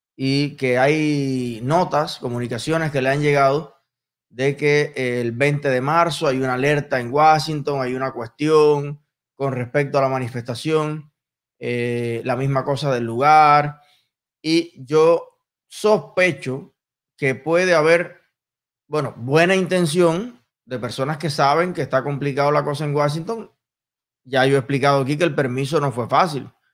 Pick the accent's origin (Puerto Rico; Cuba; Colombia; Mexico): Cuba; los cubanos